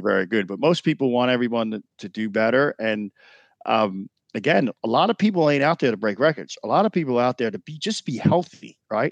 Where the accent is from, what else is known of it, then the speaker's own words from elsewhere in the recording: New York, United States; moved away; New York was special because I grew up in New York